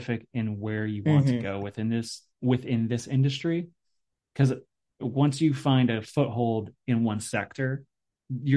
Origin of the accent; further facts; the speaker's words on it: Indiana, United States; I grew up in Indiana